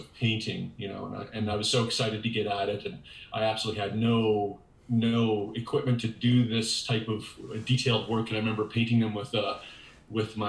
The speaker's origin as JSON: {"language": "English", "region": "Saskatchewan", "country": "Canada", "tie": "born or raised there", "said": "I'm from the Canadian prairies in Saskatchewan. I was born and raised here"}